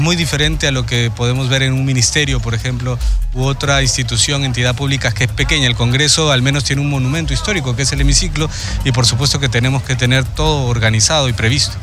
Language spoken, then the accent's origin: Spanish; Ica, Peru; como iqueño, pues yo soy de Ica